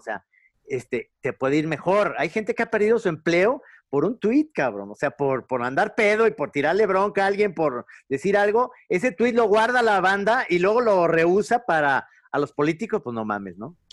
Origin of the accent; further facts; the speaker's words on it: Guadalajara, Jalisco, Mexico; now in Ajijic, Mexico; sí, sí, soy tapatío